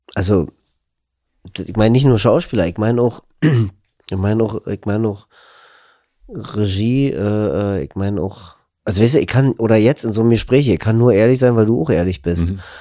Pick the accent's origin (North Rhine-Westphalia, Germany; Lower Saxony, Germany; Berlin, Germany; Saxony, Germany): Berlin, Germany; accent: Berlinisch; als Berliner